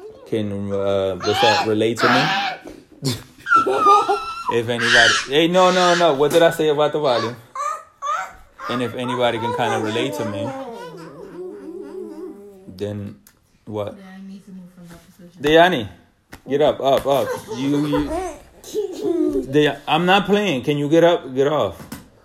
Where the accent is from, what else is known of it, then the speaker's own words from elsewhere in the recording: Dominican Republic; I am Dominican, obviously. I was born in the Dominican Republic